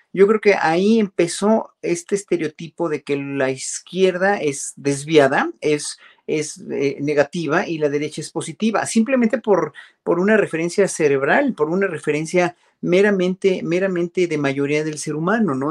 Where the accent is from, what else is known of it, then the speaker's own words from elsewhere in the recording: Mexico; uno como mexicano